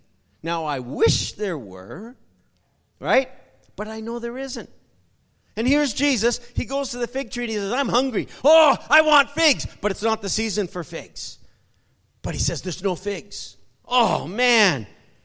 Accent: Guatemala; It's like me growing up, being 30 years in Guatemala. I know when there's mangoes on the tree.

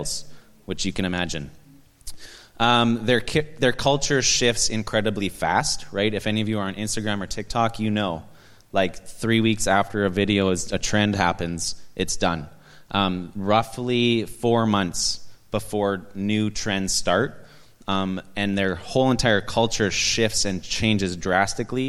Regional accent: Canada; I'm Canadian.

